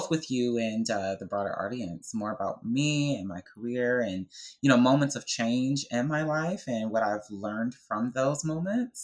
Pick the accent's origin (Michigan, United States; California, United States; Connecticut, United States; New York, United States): Michigan, United States; Detroit; Growing up in Detroit, Michigan, as a, you know, Black, young, gay boy